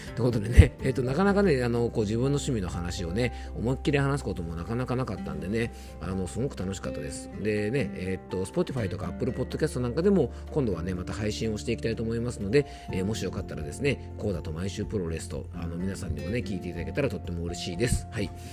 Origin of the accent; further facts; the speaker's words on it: Yamanashi, Japan; 僕の地元山梨県